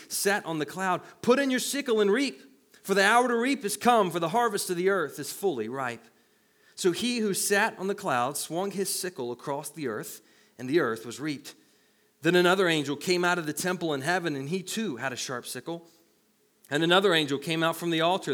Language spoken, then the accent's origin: English; the Bible Belt, United States; where I grew up in the Bible Belt, we didn't believe in wine